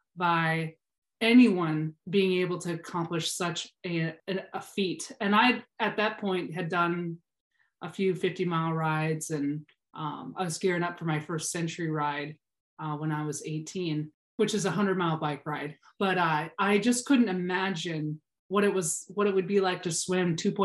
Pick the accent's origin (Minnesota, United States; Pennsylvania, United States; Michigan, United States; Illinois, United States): Minnesota, United States; I grew up in Minnesota, so we're land of 10,000 lakes